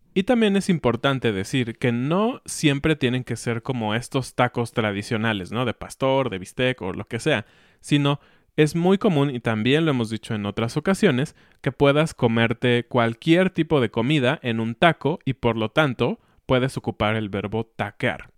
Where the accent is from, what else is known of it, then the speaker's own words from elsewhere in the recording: Mexico; Como hijos mexicanos. Porque todos los hijos mexicanos hemos escuchado a nuestros padres decirnos